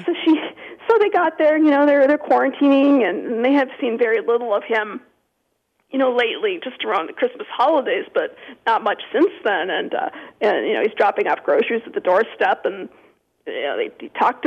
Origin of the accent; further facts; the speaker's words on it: Minnesota, United States; I grew up in Minnesota